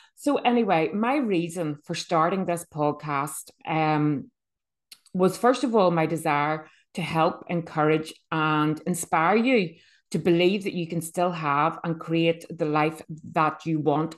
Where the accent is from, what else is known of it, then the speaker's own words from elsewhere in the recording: Bangor, Northern Ireland, United Kingdom; I am from Northern Ireland. um, a little seaside town called B-, Bangor.